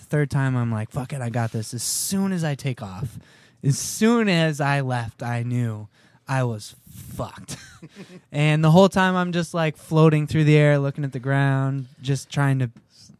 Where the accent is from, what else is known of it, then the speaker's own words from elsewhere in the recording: Syracuse, New York, United States; Syracuse, New York.